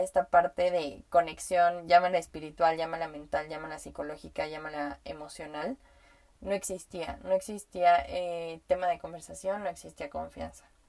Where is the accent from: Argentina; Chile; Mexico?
Mexico; first language Spanish; yo hablo español y nací, em, fui aprendiendo a hablar español porque nací en México